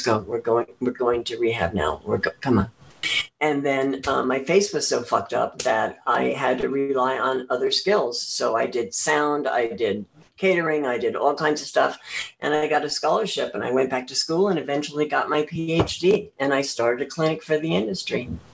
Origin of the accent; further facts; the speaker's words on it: central New Jersey, United States; I was born in an orphanage in uh, New Jersey. Yes, and I was adopted uh, through the Catholic Church um, uh, into a family uh, in um, central New Jersey, a farming community